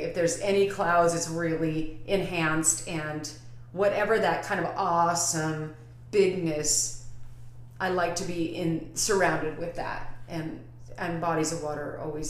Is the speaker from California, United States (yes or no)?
yes; Northern California, United States; now in Tucson, United States; my hometown in Northern California